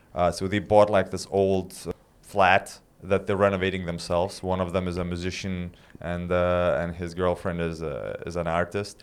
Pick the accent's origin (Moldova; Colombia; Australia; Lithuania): Lithuania; moved away as an adult; also born or lived in London; I was back in Lithuania and when you're living in a small town, Well, not a small town, but, like, my hometown is, like, three hundred thousand people.